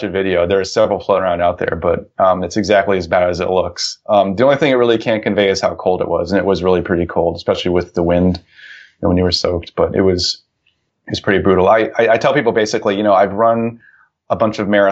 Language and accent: English; Ohio, United States; the town where I grew up in Ohio